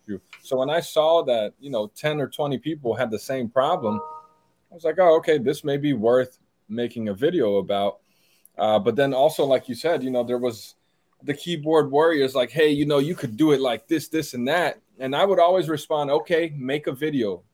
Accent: Silver Spring, Maryland, United States; English is a second language; moved away as an adult; also born or lived in Brazil / Laurel, Maryland; now in San Antonio, United States; So I grew up in Silver Spring, Montgomery County

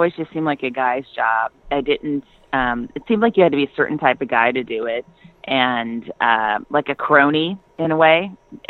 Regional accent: Walnut Creek, California, United States; I grew up in Walnut Creek. It's in the East Bay. It's like about 15 minutes from Oakland, Berkeley, but it's over the hills, the East Bay Hills.

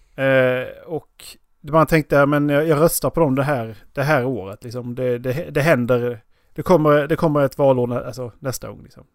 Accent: Skåne, Sweden; moved away; jag åker ju hem när jag, när jag kör till Skåne.

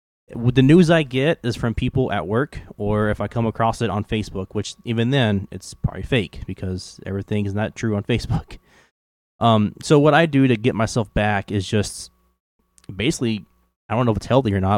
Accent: the South, United States; accent: southern; now I'm at the point to where I'm just so scared to, like, actually speak my southern accent.

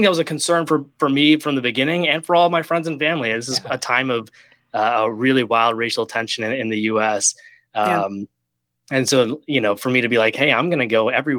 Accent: Ohio, United States; my parents emigrated from India in the early 90s. I'm a born and raised kid from Ohio.

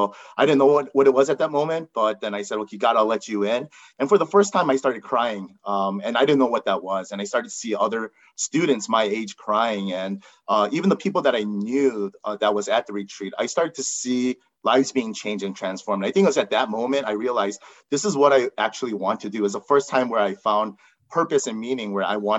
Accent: United States; I'm Korean American, and growing up just as an Asian American

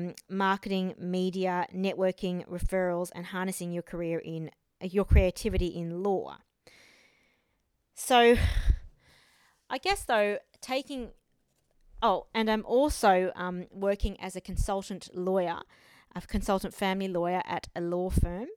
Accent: Australia; also born or lived in Taiwan / France; I was born in Taiwan, but I have lived in Australia most of my life, apart from a little stint in France for a few years when I was younger.

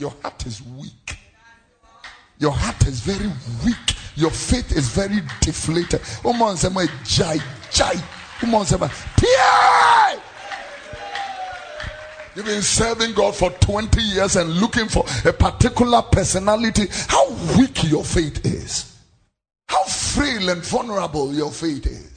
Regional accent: Accra, Greater Accra, Ghana; also born or lived in Tesano, Accra; I was born here in Tesano and grew up in Fadama and Abekam

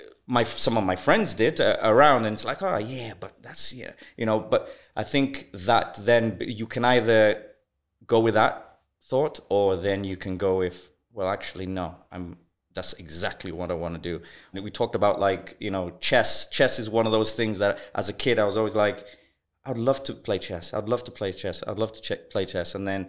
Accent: Wales, United Kingdom; also born or lived in Zambia / Malawi; I was born in Zambia. We moved to Malawi. In Malawi, my dad passes away. I'm 9 years old. My mom's left with 5 kids to raise. We moved to UK, to Wales.

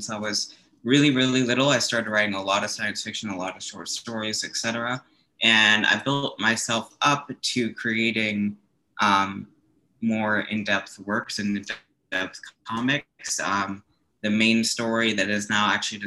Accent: Chapel Hill, North Carolina, United States; also born or lived in Georgia; I was born in Chapel Hill, North Carolina, and I sort of came forward growing up in the good old South in North Carolina

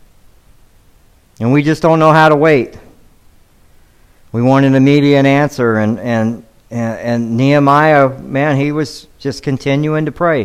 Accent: Atlanta, Georgia, United States; now in Devine, Texas, United States; I was born in Atlanta

